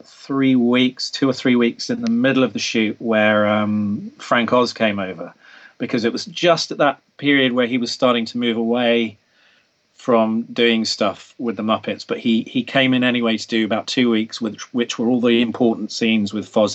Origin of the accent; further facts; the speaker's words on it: England, United Kingdom; being English